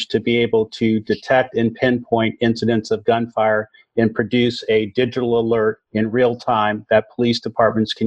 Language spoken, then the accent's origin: English; Oakland, California, United States; growing up in East Oakland, where I saw the issues of violence